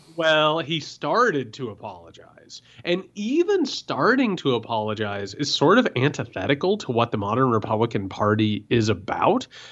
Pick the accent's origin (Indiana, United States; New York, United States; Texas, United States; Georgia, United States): Indiana, United States; I grew up in Indiana